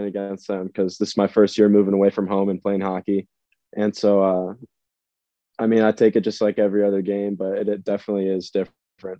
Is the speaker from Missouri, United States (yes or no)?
yes; St. Louis, Missouri, United States; I'm from St. Louis, born and raised there, played hockey there my entire life.